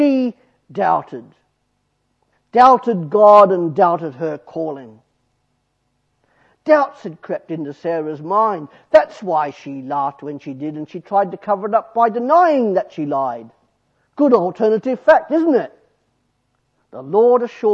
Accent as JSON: {"language": "English", "country": "Australia", "said": "I'm Australian"}